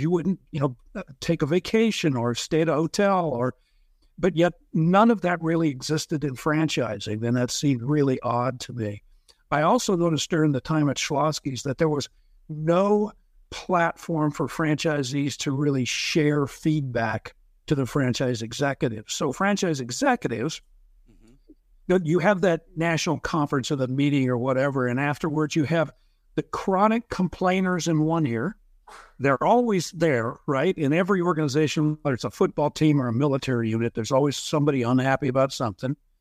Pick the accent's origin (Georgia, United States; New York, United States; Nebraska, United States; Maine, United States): Nebraska, United States; Lincoln; moved away as an adult; also born or lived in Dallas, Texas; moved back to Lincoln, Nebraska, opened three locations in four years.